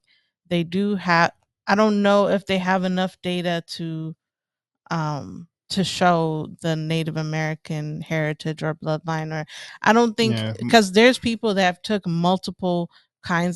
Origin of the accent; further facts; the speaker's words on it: Ethiopia; now in Los Angeles, United States; I'm Eritrean. I have both my parents are Eritreans, and I grew up in Ethiopia